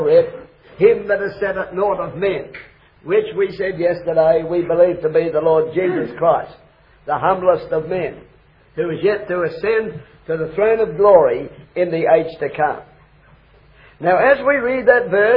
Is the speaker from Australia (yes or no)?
yes; Australia; I come from Australia